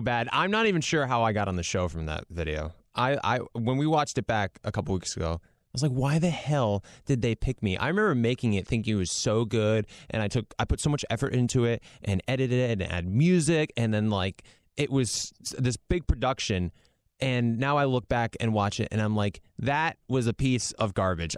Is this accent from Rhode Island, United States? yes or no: yes; Rhode Island, United States; I'm from Rhode Island